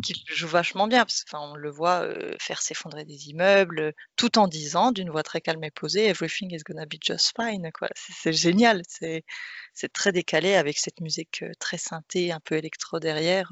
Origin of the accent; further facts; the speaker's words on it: France; en tant que Français